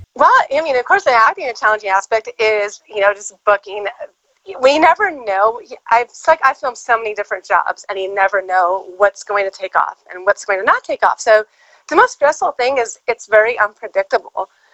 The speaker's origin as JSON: {"language": "English", "area": "just outside of Los Angeles", "region": "Southern California", "country": "United States", "tie": "born or raised there", "said": "I was born and raised in Southern California, just outside of Los Angeles"}